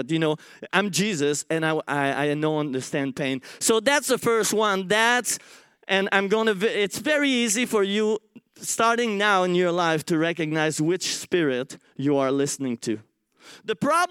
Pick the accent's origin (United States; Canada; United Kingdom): Canada; Montreal, Quebec; English is a second language; moved away as an adult; now in Australia; I come from Montreal